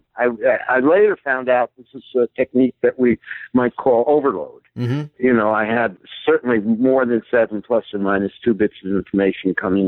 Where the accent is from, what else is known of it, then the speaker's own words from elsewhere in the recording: Hudson Valley, New York, United States; had just returned back to my hometown here in the Hudson Valley of New York State